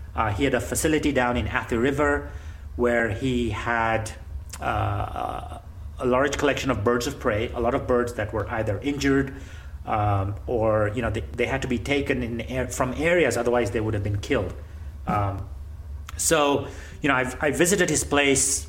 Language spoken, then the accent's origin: English; Nairobi, Kenya; I'm a third generation Kenyan. I was born and raised in Nairobi, Kenya